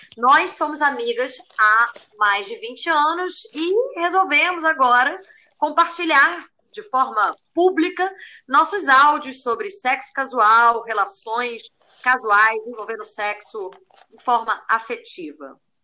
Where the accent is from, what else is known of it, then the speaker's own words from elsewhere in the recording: Rio de Janeiro, Brazil; moved away as an adult; now in Málaga, Spain; eu sou carioca também, da Lapa, bairro de Fátima ali.